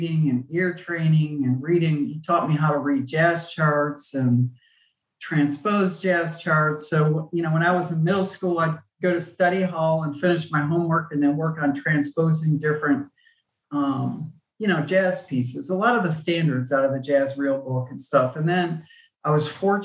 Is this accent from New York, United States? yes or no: yes; Buffalo, New York, United States; I grew up in Buffalo, New York